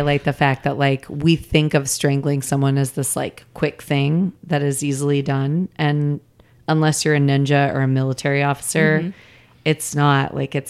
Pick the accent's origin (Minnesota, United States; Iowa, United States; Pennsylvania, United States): Iowa, United States; Des Moines; I'm from Des Moines.